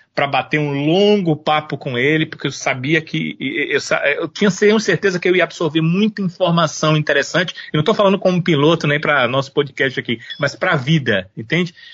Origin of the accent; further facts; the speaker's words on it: Brazil; nós somos brasileiros